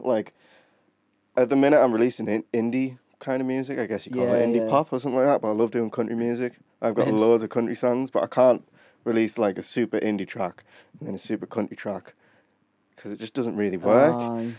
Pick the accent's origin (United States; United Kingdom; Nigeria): United Kingdom; Durham, North East England; I'm from Durham. I live in Durham. I've lived there my whole life.